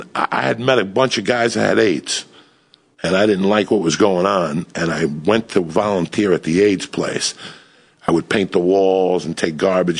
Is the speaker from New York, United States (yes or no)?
yes; New York, United States; because I'm a New Yorker